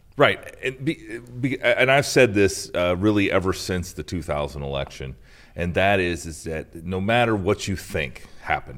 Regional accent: Iowa, United States; my home state of Iowa

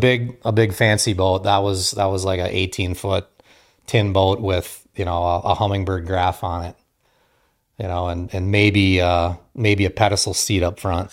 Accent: Marquette, Michigan, United States; moved away as an adult; also born or lived in Kaukauna, Wisconsin; I grew up in Marquette, Michigan, uh, so I'm a Youper

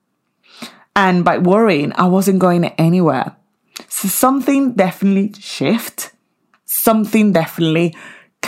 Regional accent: Venezuela; moved away; in Venezuela, my home country

